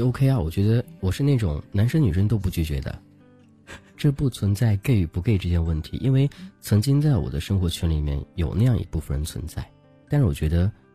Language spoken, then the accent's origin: Chinese; Nanchang, Jiangxi, China; now in Beijing, China; 我家乡是，因为我爸妈是分开的，我小嗯。时候在南昌长大，长大之后嗯。我爸和我在一块儿，在北京